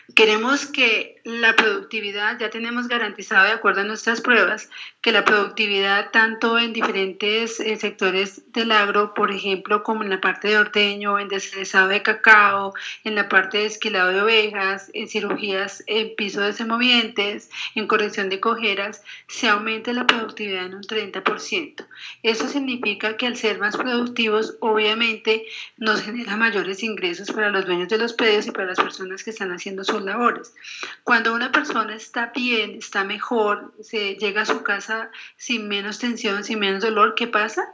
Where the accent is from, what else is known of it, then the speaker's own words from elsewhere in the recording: Colombia; como colombianos